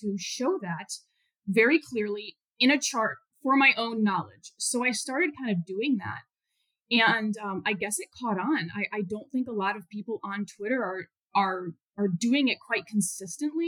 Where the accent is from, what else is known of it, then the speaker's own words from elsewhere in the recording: Chicago, Illinois, United States; moved away; also born or lived in Houston; I'm from the Chicago area, but I did not grow up on a farm. I grew up in the suburbs